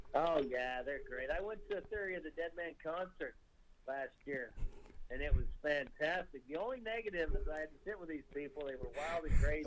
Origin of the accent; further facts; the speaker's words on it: Great Falls, Montana, United States; now in Saskatchewan, Canada; I grew up in Great Falls and I play now in Saskatchewan.